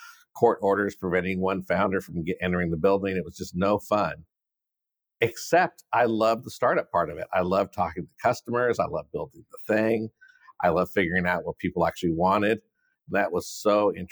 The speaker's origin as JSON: {"language": "English", "town": "San Diego", "region": "California", "country": "United States", "tie": "born or raised there", "moved": "yes", "lives_now": "San Francisco, United States", "said": "growing up in San Diego, it's warm here."}